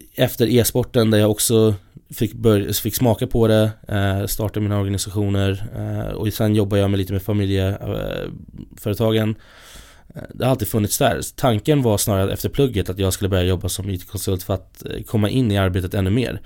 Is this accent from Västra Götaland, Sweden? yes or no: no; Stockholm, Stockholm County, Sweden; Jag har ju turen att jag kommer från Stockholm, från, ja, här i Stockholm